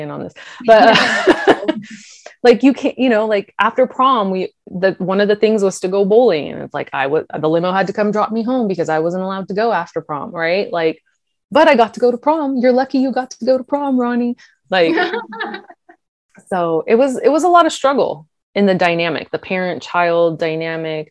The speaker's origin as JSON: {"language": "English", "town": "Sacramento", "region": "California", "country": "United States", "tie": "born or raised there", "also_born_or_lived": "Granite Bay, California"}